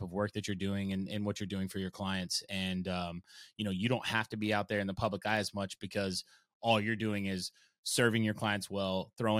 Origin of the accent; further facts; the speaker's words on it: Oklahoma, United States; I grew up in Oklahoma and my mom loved country